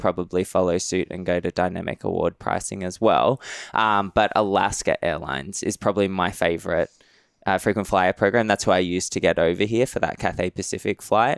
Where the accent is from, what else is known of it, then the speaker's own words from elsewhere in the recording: Sydney, New South Wales, Australia; accent: Australian; moved away as an adult; also born or lived in Madrid / Austin; So I grew up in Sydney, Aus, in Western Sydney